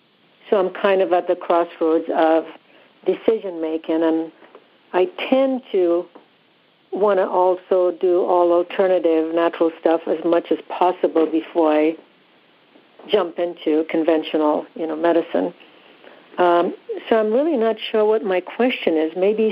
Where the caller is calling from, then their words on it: California, United States; I'm in Southern California.